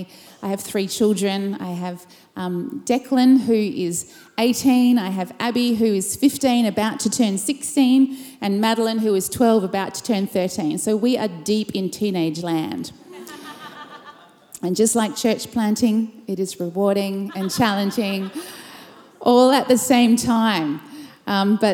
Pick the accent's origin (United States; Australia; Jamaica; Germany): Australia; Perth, Western Australia; I'm from Perth, Western Australia, and from Urban Church